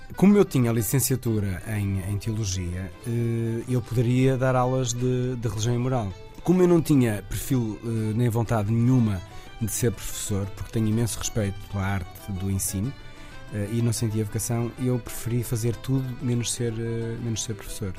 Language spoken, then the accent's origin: Portuguese; Portugal; nós, portugueses